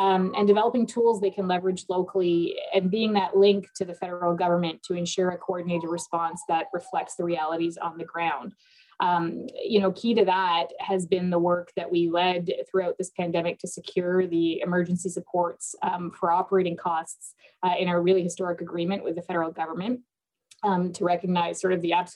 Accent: Toronto, Ontario, Canada; also born or lived in Lebanon; I was born in Lebanon, but I grew up in Scarborough, Ontario, and spent a lot of my youth in downtown Toronto

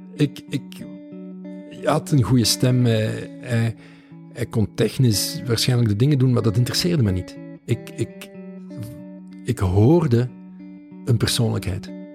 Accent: Balen, Flanders, Belgium; moved away as an adult; Dat is de Kempen, dat, dat, dat is de plek waar ik ben opgegroeid.

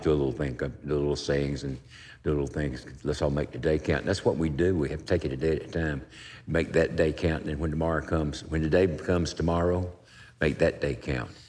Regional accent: Wilmington, North Carolina, United States; I'm from Wilmington, North Carolina. It's a, it's a seaport town

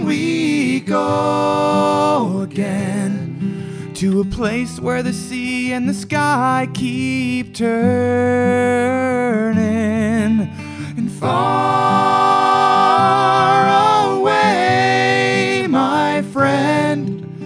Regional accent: Oshawa, Ontario, Canada; moved away as an adult; now in Thunder Bay, Canada; Originally, I'm from Oshawa

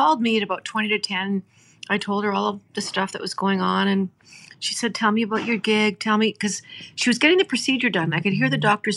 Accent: Gordondale, Alberta, Canada; growing up in Gordondale

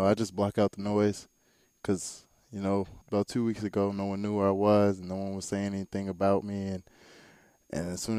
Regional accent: Clearwater, Florida, United States; also born or lived in Bakersfield, California / Tampa, Florida; I was raised here in Florida, Clearwater.

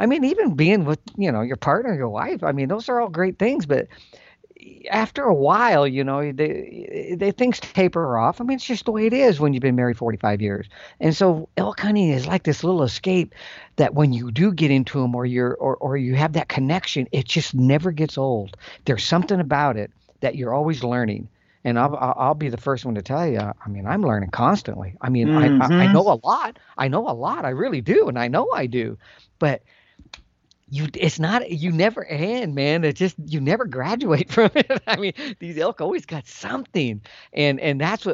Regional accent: Calaveras County, California, United States; I grew up, that's where I'm from. I'm from Calaveras County

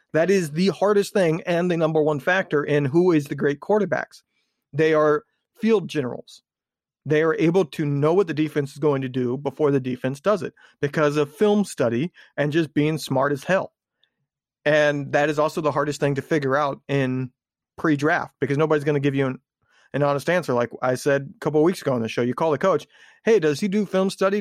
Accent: Indiana, United States; I was growing up in Indiana at the time

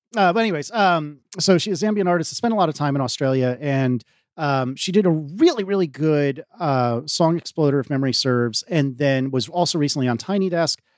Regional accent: United States; I'm an American, but I am nowhere near that accent.

